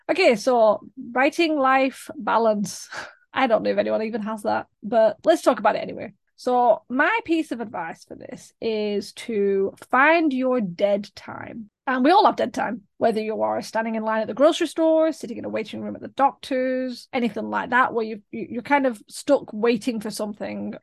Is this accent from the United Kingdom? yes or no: yes; United Kingdom; as a British person